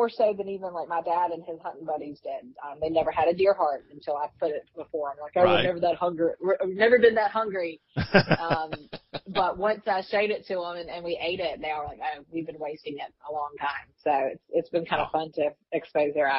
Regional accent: Walterboro, South Carolina, United States; moved away as an adult; now in Columbia, United States; I live in Columbia now, but I grew up in Walterboro, between Walterboro and Yemisee, out in the country there.

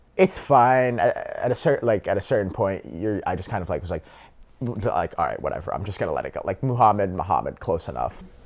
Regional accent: North Carolina, United States; I'm from North Carolina

